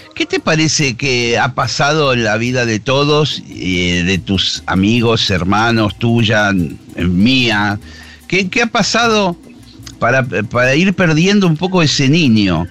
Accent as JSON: {"language": "Spanish", "country": "Argentina", "said": "somos nosotros los argentinos"}